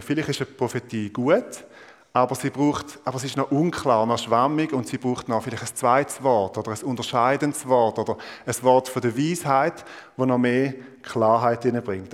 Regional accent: Thurgau, Switzerland; Ich bin Ostschweizer. Ich bin Thurgauer. Und äh, ihr wisst vielleicht, der, der Kanton Thurgau nennt man auch Mostindien. Also, und ich bin nicht nur einfach dort geboren und aufgewachsen

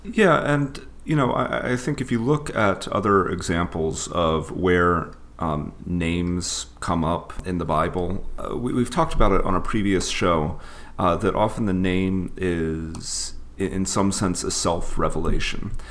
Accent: the South, United States; Growing up in the South

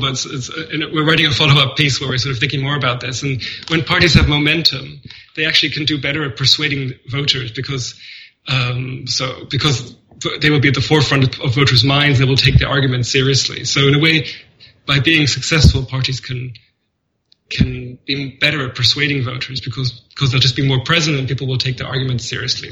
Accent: Germany; moved away; I grew up in Germany.

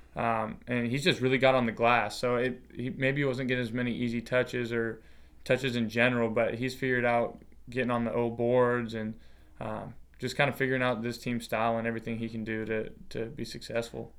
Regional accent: Longview, Washington, United States; I grew up in Longview, Washington

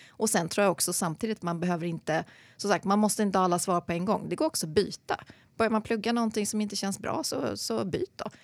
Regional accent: Sandviken, Gävleborg County, Sweden; moved away; also born or lived in Gothenburg / London / Uppsala; Född i Göteborg, flyttade till Sandviken, lilla bruksorten, när jag var sju och växte upp där

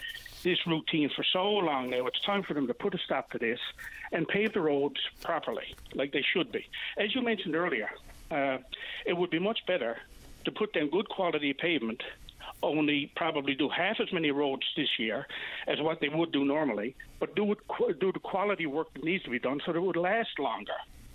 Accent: Newfoundland outport, Newfoundland and Labrador, Canada; Now, I'm not from St. John's. I'm out of town. I'm a Bayman. But I'm a Bayman who loves our capital city.

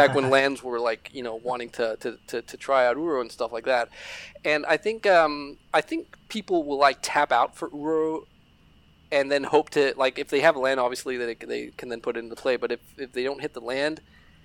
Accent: Denmark; We're Danes from Denmark and we're Danish

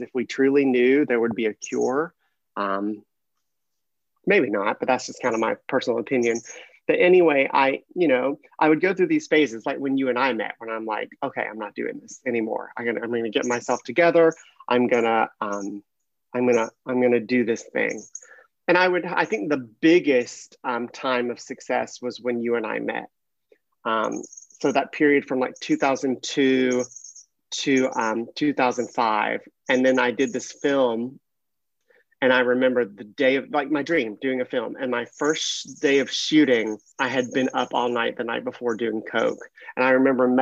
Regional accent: Mississippi, United States; moved away as an adult; now in California, United States; I grew up in Mississippi

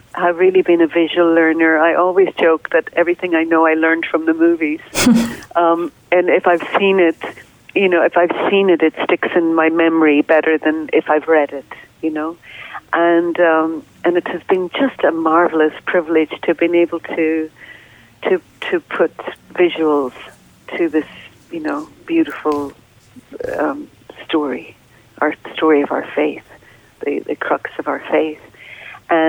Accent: Northern Ireland, United Kingdom; moved away; I grew up in Northern Ireland, and during a period of time known as the Troubles over there

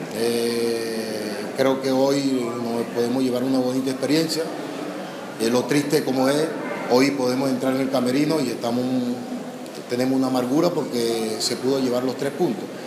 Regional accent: Venezuela; los que somos venezolanos

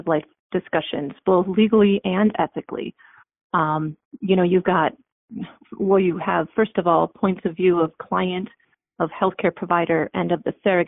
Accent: South Dakota, United States; also born or lived in Dallas, Texas / Honduras; I'm from South Dakota

